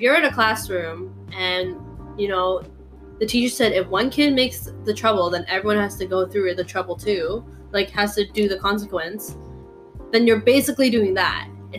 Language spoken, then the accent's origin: English; Toronto, Ontario, Canada; we're from Toronto. We're from, like, the six